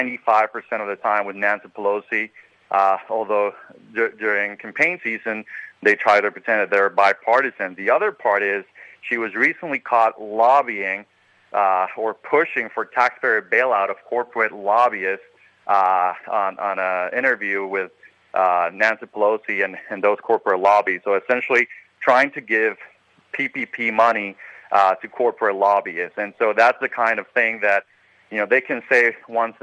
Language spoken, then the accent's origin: English; Puerto Rico; now in Orlando, United States; I grew up in Puerto Rico